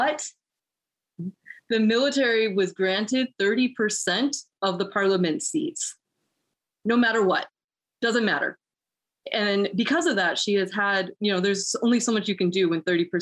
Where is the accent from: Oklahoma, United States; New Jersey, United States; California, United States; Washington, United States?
California, United States; Oakland; moved away as an adult; now in Illinois, United States; I'm kind of from the Bay Area, from Oakland, California. I just moved out to Illinois recently.